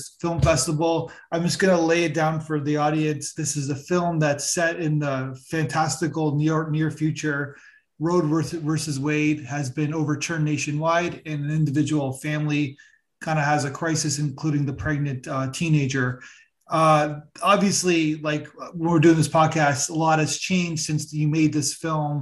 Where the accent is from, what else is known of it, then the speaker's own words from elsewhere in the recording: Canada; I'm Canadian